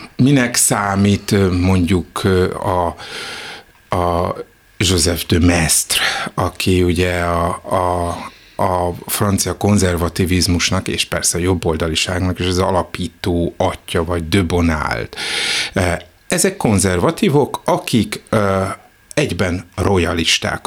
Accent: Budapest, Hungary; én Zuglóban nőttem föl

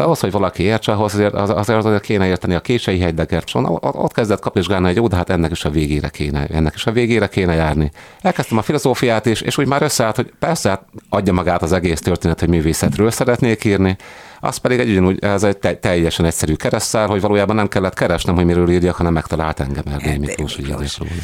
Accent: Cegléd, Pest, Hungary; moved away as an adult; also born or lived in Szeged; Szegléden születtem

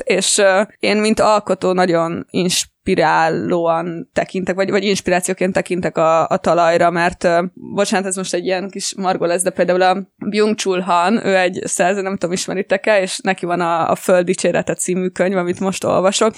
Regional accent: Gyöngyös, Heves, Hungary; moved away as an adult; also born or lived in United States; Én egyébként vidéken nőttem föl gyöngyösen

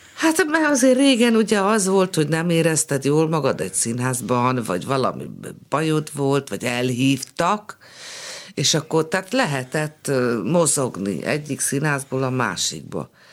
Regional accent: Budapest, Hungary; also born or lived in Szolnok; pesti lány vagyok

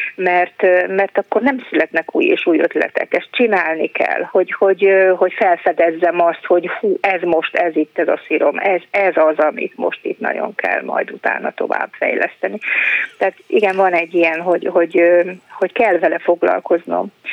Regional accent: Mali Iđoš, Vojvodina, Serbia; a szülőfalumban Kishegyesen, Vajdaságban

